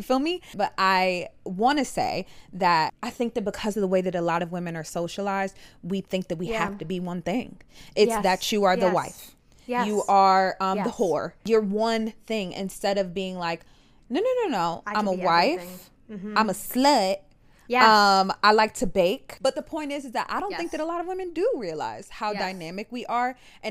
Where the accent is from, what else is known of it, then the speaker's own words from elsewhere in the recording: United States; I can only speak to America because I'm American.